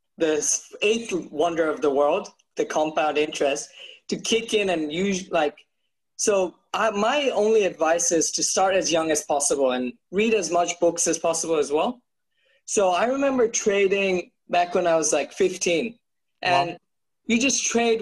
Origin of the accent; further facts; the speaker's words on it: Bangladesh; now in Australia; I grew up in Bangladesh